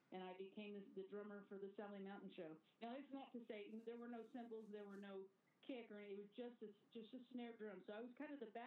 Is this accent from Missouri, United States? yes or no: yes; Greentop, Missouri, United States; My hometown is Greentop, a tiny little town there